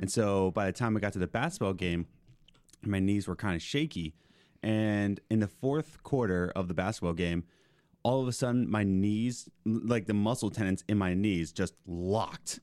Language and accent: English; Philadelphia, Pennsylvania, United States; moved away as an adult; also born or lived in Lancaster; I grew up in Philly